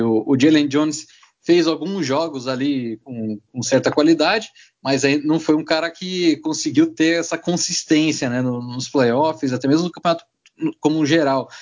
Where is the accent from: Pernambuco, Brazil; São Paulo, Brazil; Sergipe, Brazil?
São Paulo, Brazil; Bauru; Eu sou de Bauru